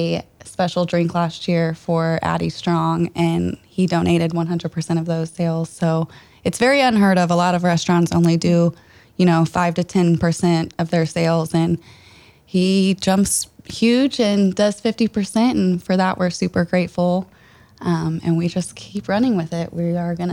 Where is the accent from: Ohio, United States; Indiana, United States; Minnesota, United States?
Indiana, United States; Franklin; We're both from Franklin here